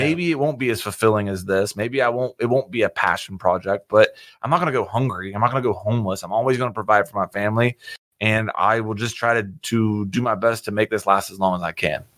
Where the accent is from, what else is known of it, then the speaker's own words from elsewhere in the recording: West Virginia, United States; I grew up in West Virginia